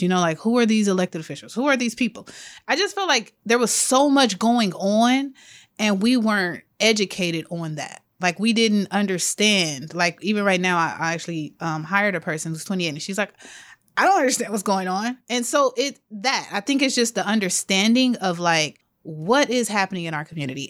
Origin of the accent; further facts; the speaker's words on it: Los Angeles, California, United States; I grew up in South L A, born and raised.